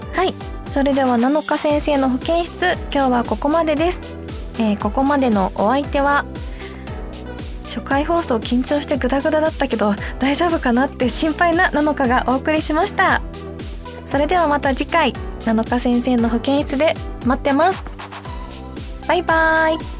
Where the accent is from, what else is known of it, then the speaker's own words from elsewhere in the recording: Fukuyama, Hiroshima, Japan; accent: Hiroshima dialect (Bingo-ben); moved away as an adult; now in Tokyo, Japan; 広島県の福山市出身です